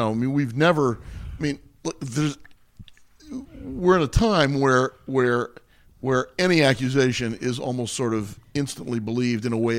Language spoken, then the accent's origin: English; Washington, District of Columbia, United States; now in California, United States; I was born out here in California, but I grew up mostly in Washington D.C. My dad was in public service.